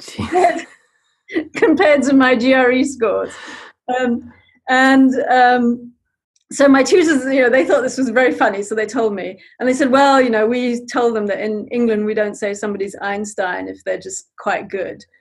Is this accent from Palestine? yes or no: no; Zambia; moved away; I grew up in Zambia.